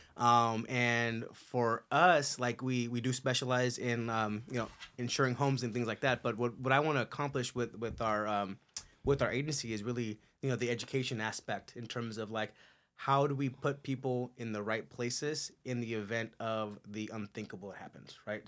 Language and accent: English; Culver City, California, United States; moved away as an adult; also born or lived in Torrance / El Segundo; now in Castaic, United States; most of my upbringing was on the west side.